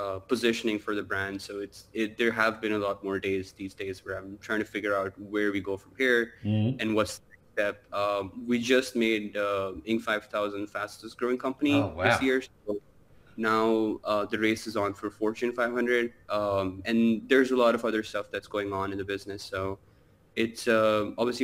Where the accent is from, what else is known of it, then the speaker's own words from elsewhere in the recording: Karachi, Sindh, Pakistan; moved away as an adult; now in Dubai, United Arab Emirates; I grew up in Pakistan, Karachi